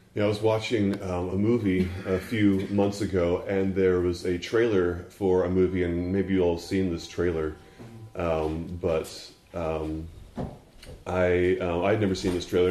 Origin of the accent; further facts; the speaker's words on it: Texas, United States; moved away; also born or lived in Fort Worth, Texas / Houston, Texas; I was born in Fort Worth and went to college in East Texas and lived in Houston until I was seven